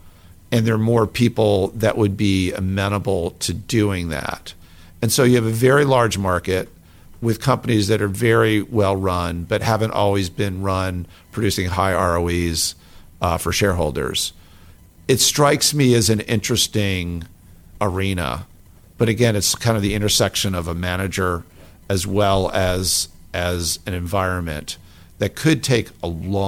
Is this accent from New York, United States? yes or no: yes; New York area, United States; moved away; I grew up in the New York area